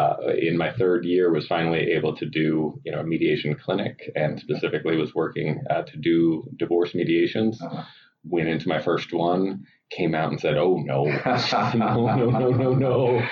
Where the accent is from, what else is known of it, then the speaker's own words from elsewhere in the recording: Athens, Georgia, United States; moved away; I'm from Athens, Georgia.